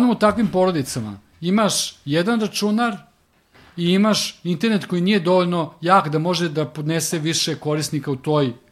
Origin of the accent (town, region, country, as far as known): Serbia